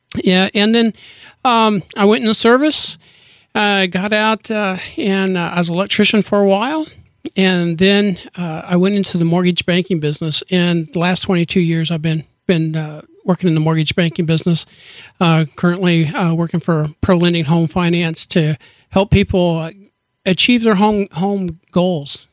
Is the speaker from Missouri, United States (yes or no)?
yes; Liberty, Missouri, United States; moved away as an adult; now in Kearney, United States; I'm actually from Liberty, Missouri, right down the road